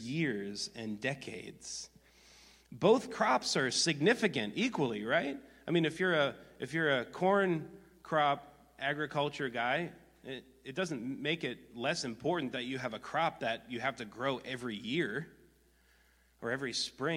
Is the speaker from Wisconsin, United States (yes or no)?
yes; Wisconsin, United States; I grew up in Wisconsin